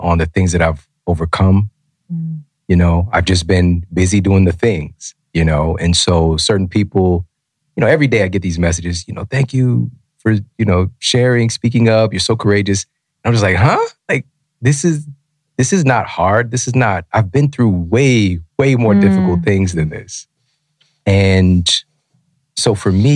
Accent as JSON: {"language": "English", "town": "Ferguson", "region": "Missouri", "country": "United States", "tie": "born or raised there", "also_born_or_lived": "Florissant, Missouri / St. Louis, Missouri", "said": "I'm from Ferguson. Most of my years on this planet, I lived in Ferguson and Florissant, Missouri"}